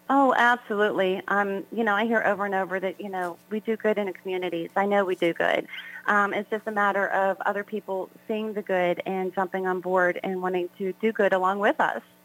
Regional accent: South Hills, Pennsylvania, United States; I basically grew up within the South Hills area, um, so this is like my home, you know, for very long

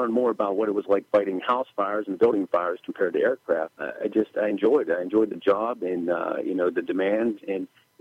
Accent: McKeesport, Pennsylvania, United States; I was born in McKeesport Hospital, raised in the city, grew up here in the city

